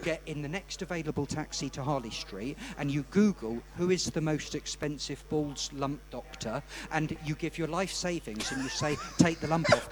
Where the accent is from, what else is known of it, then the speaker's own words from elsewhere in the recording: England, United Kingdom; being an English bookmaker